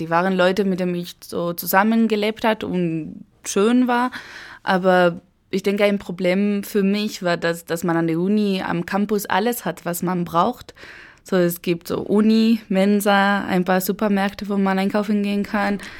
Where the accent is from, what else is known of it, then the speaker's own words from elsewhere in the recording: Eibar, Basque Country, Spain; German is a second language; moved away as an adult; also born or lived in San Sebastián; now in Chemnitz, Germany; Ich bin in kleine Stadt geboren, das heißt Eibar, das kennt keiner. Aber ich bin dann mit 14 nach San Sebastian umgezogen